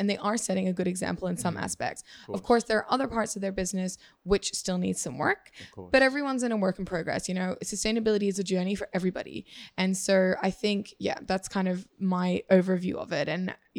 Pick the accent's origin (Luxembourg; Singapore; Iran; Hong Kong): Singapore; now in Australia; I grew up a lot in Asia. So I went to high school in Singapore, and we moved here originally from my dad's job back in 2002, I think.